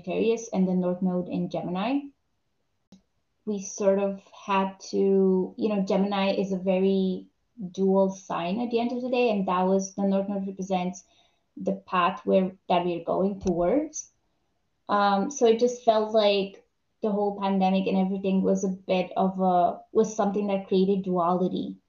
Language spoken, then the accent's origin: English; Romania; I'm from Romania.